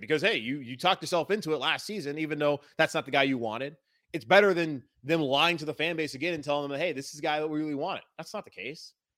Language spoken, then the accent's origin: English; Charlotte, North Carolina, United States; I'm from Charlotte